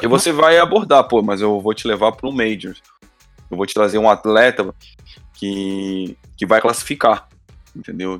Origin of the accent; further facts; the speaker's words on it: Brazil; como brasileiro